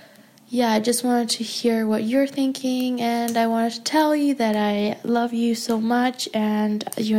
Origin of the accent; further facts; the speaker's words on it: Germany; I'm from Germany and I'm 20 years old.